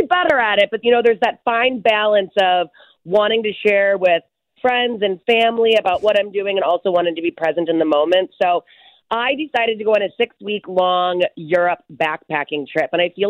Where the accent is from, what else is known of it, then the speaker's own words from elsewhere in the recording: Barrington, United States; I have, too, my whole life growing up in Barrington. I'm fairly familiar with horseback riding.